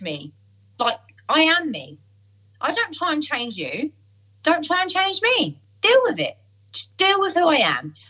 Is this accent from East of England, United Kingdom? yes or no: yes; Essex, East of England, United Kingdom; I'm from Essex